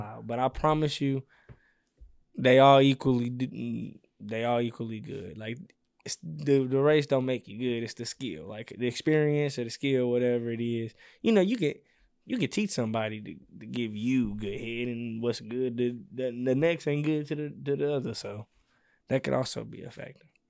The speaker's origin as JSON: {"language": "English", "town": "St. Louis", "region": "Missouri", "country": "United States", "said": "I'm from the Lou"}